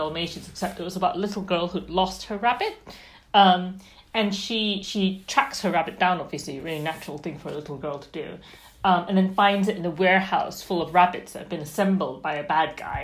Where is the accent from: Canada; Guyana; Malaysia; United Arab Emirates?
Malaysia; So I grew up in Malaysia, but I grew up reading kind of British and American authors